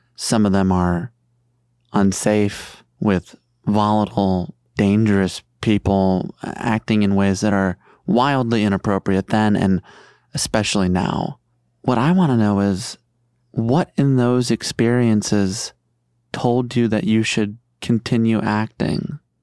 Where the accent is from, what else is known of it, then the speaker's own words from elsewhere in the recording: Chicago, Illinois, United States; I grew up in Chicago